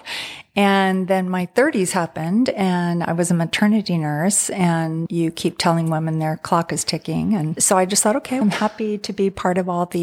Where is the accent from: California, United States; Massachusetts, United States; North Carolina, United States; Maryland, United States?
California, United States; San Francisco; I came from Northern California, San Francisco area, where that's just part of what a lot of people do is go to college and then think about marriage and family